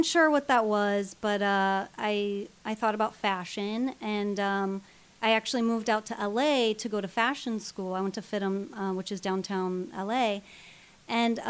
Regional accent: Illinois, United States; moved away; I come from the Midwest. I come from a small town in Illinois

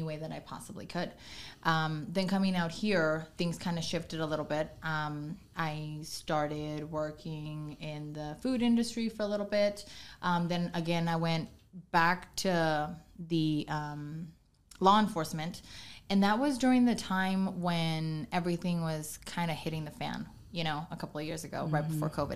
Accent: Oxnard, California, United States; moved away as an adult; now in Antelope Valley, United States; I was born and raised in Oxnard.

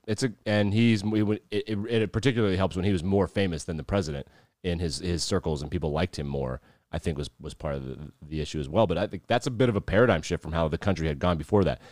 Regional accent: Wyoming, United States; you and I live in we grew up in Wyoming

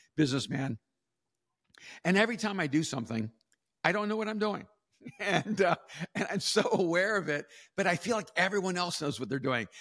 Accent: El Salvador; also born or lived in West Coast, United States; now in United States; I'm from El Salvador

